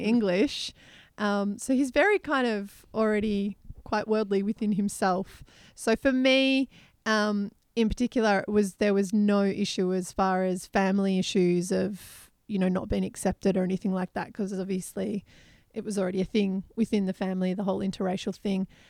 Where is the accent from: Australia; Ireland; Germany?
Australia; from Australia.